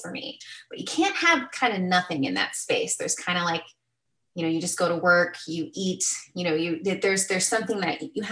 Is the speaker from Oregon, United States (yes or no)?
no; Arizona, United States; also born or lived in California; I grew up in Arizona, and the Southwest